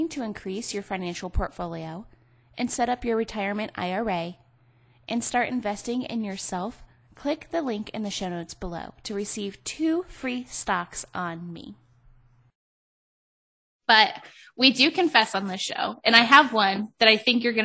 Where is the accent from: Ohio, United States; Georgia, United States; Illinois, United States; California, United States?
Ohio, United States; Cleveland; moved away; also born or lived in Las Vegas; I grew up in Ohio. I lived in Cleveland where it like snowed and rained and all this stuff